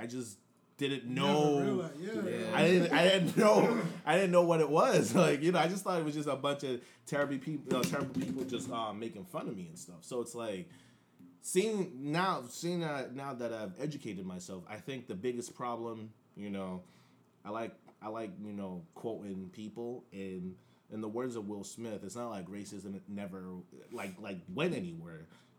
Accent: Nigeria; now in United States; especially being like an immigrant to this country, I was born and raised in Nigeria. I came here after 9/11.

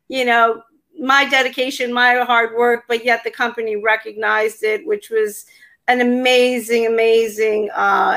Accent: New Jersey, United States; I'm from New Jersey

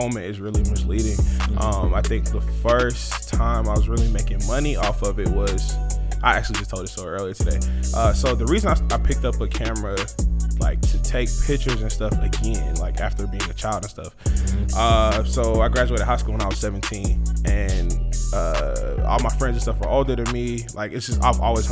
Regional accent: Decatur, Georgia, United States; also born or lived in Atlanta, Georgia; I was actually born at Crawford Long Hospital, Atlanta, Georgia, till 96. We moved from Atlanta to Decatur

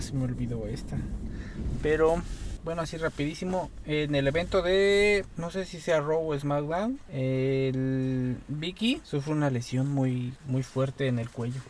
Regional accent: Mexico; los mexicanos somos

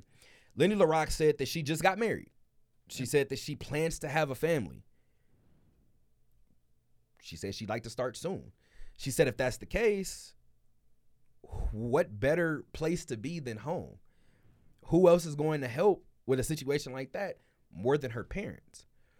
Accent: Las Vegas, Nevada, United States; I have different ties to Las Vegas than previous coaches that have left. I'm from Las Vegas.

